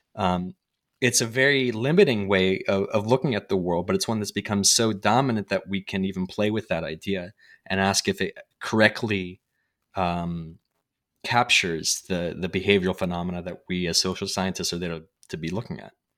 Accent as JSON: {"language": "English", "country": "United States", "said": "as an American"}